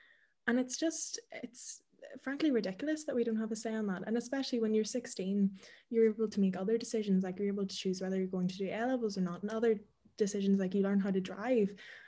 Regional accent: Newry, Northern Ireland, United Kingdom; I'm from Newry, so I'm from the north

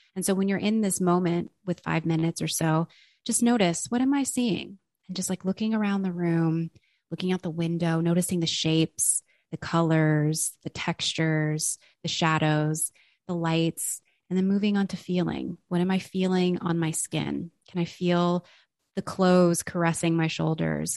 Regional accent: Los Angeles, California, United States; I am from Los Angeles, California

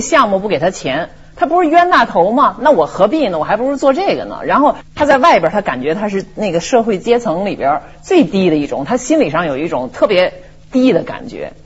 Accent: China; 我中国人好赌

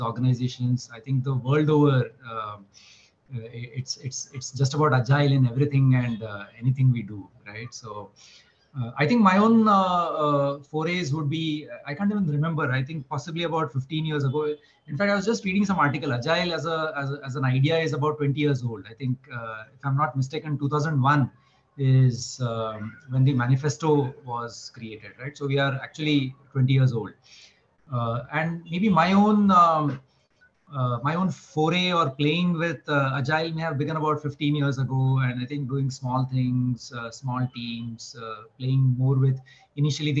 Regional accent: Mumbai, Maharashtra, India; born and brought up in Mumbai.

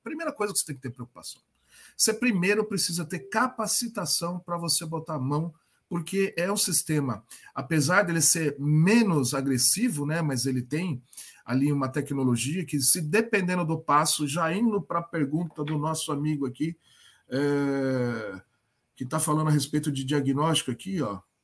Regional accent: Sorocaba, São Paulo, Brazil; Eu sou é, aqui de Sorocaba

